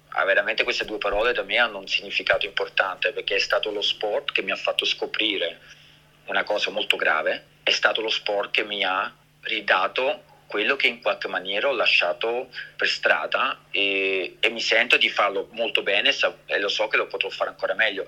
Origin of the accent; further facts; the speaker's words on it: Switzerland; io sono nato e cresciuto in Svizzera, ma sono di origini italiane